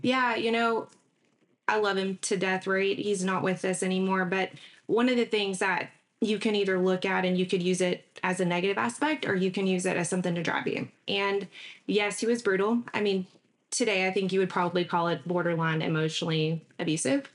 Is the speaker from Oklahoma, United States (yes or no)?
no; Mesquite, Texas, United States; also born or lived in Galveston, Texas / China, Texas / Dallas, Texas / New York; now in Southeast Texas, United States; I was here until about third grade, and then my parents decided to move us out to Mesquite, Texas. So, grew up in Mesquite, went to Beasley, Kimbrough, Poteet High School